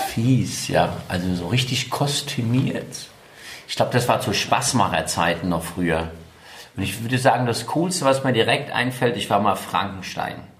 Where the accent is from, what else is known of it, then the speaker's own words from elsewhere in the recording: Taunus, Hesse, Germany; moved away as an adult; now in Mainz, Germany; Ich bin ja selbst in, im Taunus groß geworden.